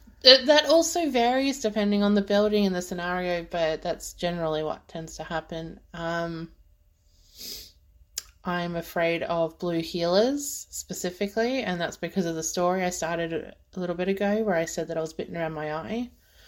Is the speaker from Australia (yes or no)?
yes; Australia; being Australian